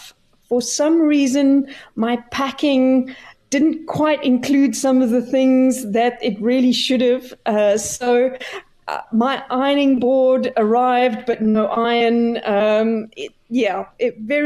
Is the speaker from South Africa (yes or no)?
yes; Clarens, Free State, South Africa; growing up in Clarence, we were about 300 kilometers away from any major center, Bloemfontein